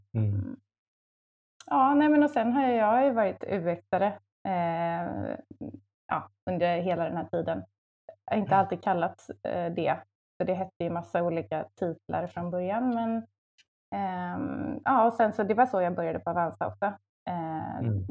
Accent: Varberg, Halland County, Sweden; moved away as an adult; also born or lived in Luleå; now in Stockholm, Sweden; jag är från eh, västkusten, från Varberg.

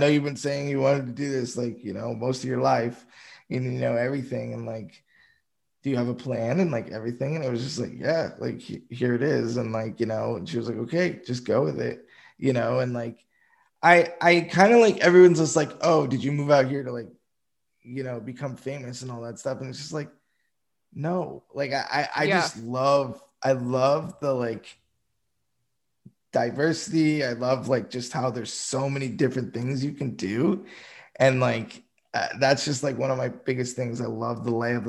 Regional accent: Boston, Massachusetts, United States; moved away; I'm originally from Boston, Massachusetts, like the outskirts

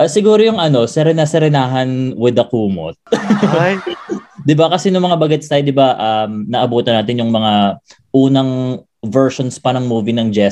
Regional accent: Quezon City, Metro Manila, Philippines; wala akong mailagay kundi Metro Manila Quezon City kasi wala talaga akong probinsya although my parents do have their own provinces where they came from

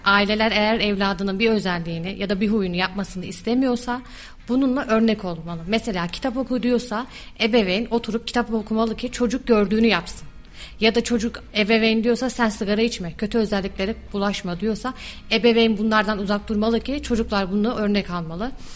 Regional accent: Kayseri Province, Turkey; also born or lived in Istanbul / Erzurum / Yozgat; İstanbul'da doğumluyum, Kayseri'de büyüdüm.

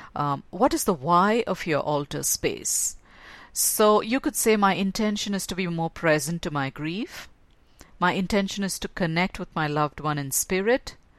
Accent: India; growing up in a Hindu home, because that's where I was born in India and raised as in a Hindu home

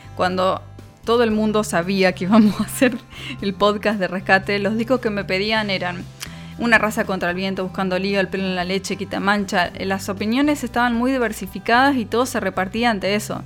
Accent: Argentina; somos argentinos

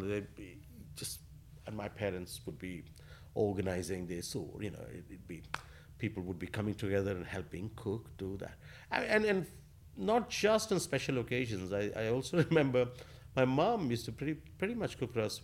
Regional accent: Asansol, West Bengal, India; now in London, United Kingdom; growing up in Asansol

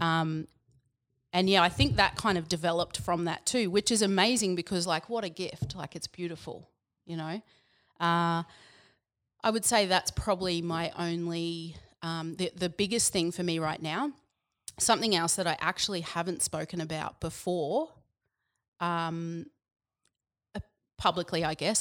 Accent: Yeppoon, Queensland, Australia; also born or lived in Biloela, Queensland / Brisbane, Queensland; grew up there, born there and grew up there until I was about ten, and then we moved to Yapoon, which is near Rockhampton

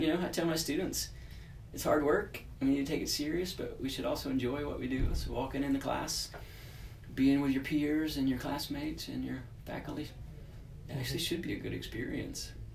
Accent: Texas, United States; moved away as an adult; now in California, United States; I'm from Texas, so only lived in California for about yeah, coming up on four years now

